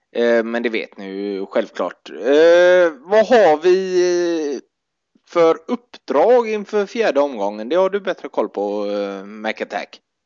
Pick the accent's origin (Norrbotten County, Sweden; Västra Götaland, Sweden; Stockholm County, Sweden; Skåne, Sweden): Västra Götaland, Sweden; Gothenburg; som göteborgare fick vi ju ofta det i Bamba